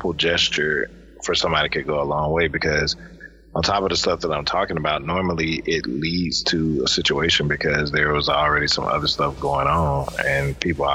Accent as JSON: {"language": "English", "region": "the South", "country": "United States", "tie": "born or raised there", "said": "I grew up with in the South"}